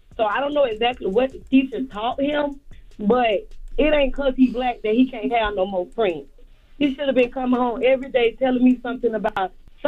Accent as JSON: {"language": "English", "town": "Pahokee", "region": "Florida", "country": "United States", "said": "Yeah, Pahokee, Florida."}